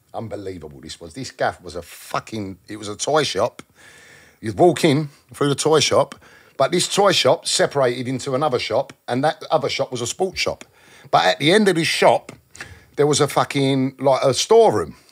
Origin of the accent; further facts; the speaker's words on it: London, United Kingdom; growing up around South